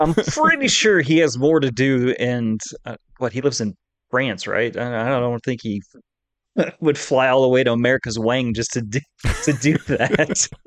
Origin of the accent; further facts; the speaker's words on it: Colorado, United States; growing up in Colorado, you know, when we went to Elich's or Six Flags